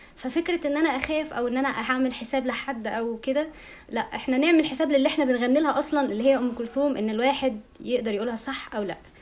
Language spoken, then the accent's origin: Arabic; Egypt; عندنا في مصر